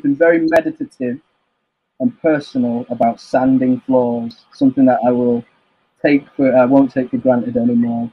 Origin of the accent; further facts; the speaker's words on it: Manchester, North West England, United Kingdom; I'm from Manchester.